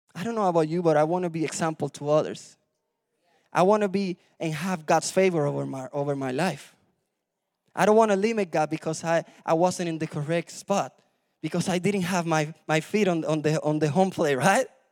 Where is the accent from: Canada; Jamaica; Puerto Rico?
Puerto Rico; moved away; I was born in Puerto Rico